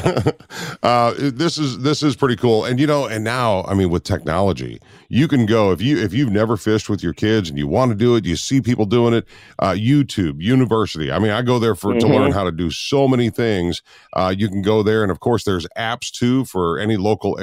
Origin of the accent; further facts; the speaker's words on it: Minnesota, United States; I grew up in Minnesota